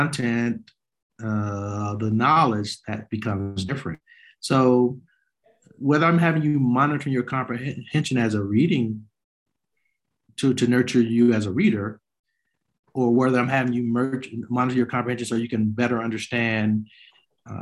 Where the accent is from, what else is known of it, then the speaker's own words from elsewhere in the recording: Chicago, Illinois, United States; a young Black boy growing up on the South Side of Chicago